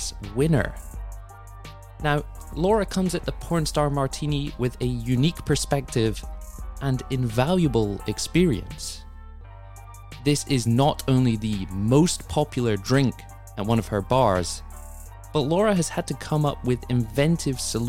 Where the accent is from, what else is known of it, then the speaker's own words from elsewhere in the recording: United Kingdom; now in United States; as a British transplant